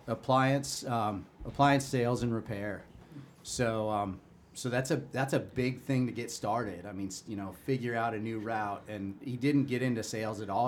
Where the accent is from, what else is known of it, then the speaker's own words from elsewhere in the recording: Chicago, Illinois, United States; moved away; I grew up in Chicago